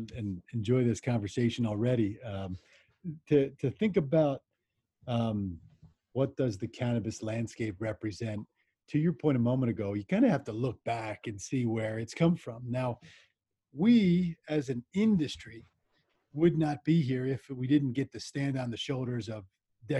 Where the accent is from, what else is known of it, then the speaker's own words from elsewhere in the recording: southern New Jersey, United States; now in Colorado, United States; I grew up in New Jersey, southern New Jersey, and I live in Colorado